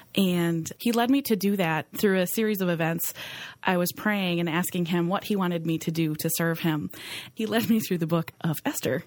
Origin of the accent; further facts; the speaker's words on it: Green Bay, Wisconsin, United States; I grew up right here in Green Bay